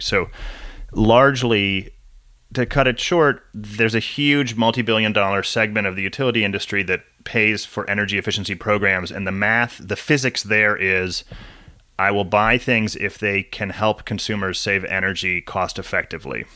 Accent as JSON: {"language": "English", "town": "San Diego", "region": "California", "country": "United States", "tie": "born or raised there", "also_born_or_lived": "Washington", "said": "I grew up mostly in San Diego"}